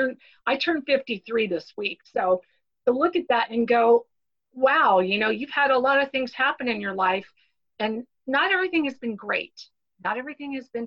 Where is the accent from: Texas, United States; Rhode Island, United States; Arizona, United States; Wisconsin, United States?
Arizona, United States; also born or lived in Miami, Florida; I'm originally from Miami, Florida, but Dad, you know, after a bad marriage and got remarried, he took us all the way across the country to beautiful Arizona. So I'm pretty much a desert rat. I grew up here in Arizona.